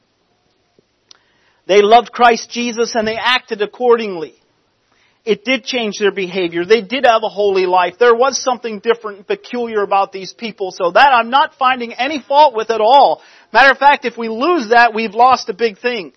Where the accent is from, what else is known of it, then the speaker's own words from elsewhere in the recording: Lancaster County, Pennsylvania, United States; I grew up in Lancaster County. in a non-conservative home.